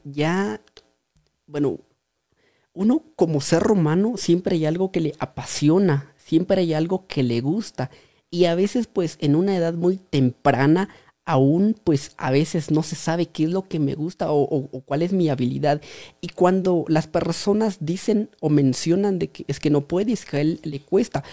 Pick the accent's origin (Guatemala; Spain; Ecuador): Guatemala; Pachaj; originario de la aldea de eh, Pachaj. ahí fue donde nací, pues ahí estoy